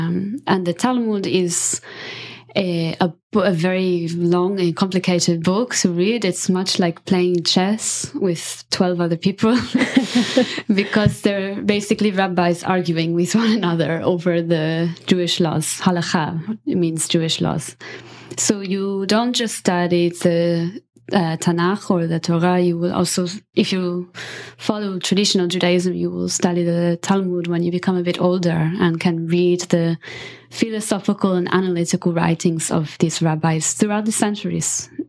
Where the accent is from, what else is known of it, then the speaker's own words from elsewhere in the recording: Italy; Yeah. It was a matriarchy for sure.